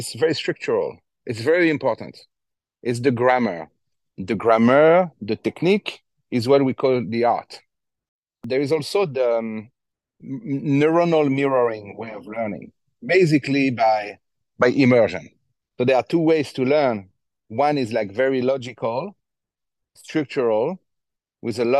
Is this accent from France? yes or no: yes; Fontainebleau, Île-de-France, France; I grew up in Fontainebleau